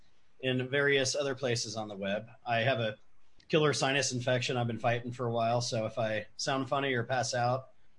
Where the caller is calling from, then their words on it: Prescott, Arizona, United States; …, coming at you from Prescott, Arizona.